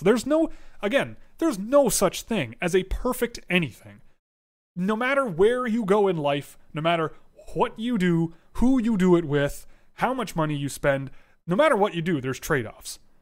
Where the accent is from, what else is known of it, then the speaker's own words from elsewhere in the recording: Toronto, Ontario, Canada; I was born and raised in Toronto.